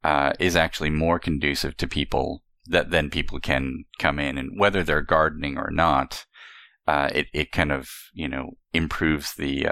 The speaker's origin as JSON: {"language": "English", "region": "California", "country": "United States", "tie": "born or raised there", "said": "I particularly see growing up in the Southwest of the United States, in Southern California"}